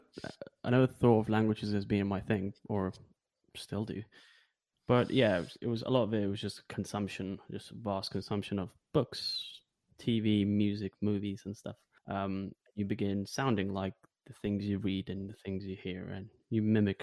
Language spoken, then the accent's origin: English; Lithuania; now in United Kingdom; not feeling like I'm from Lithuania or not feeling that I'm from here always gives you this kind of, you know, maybe freedom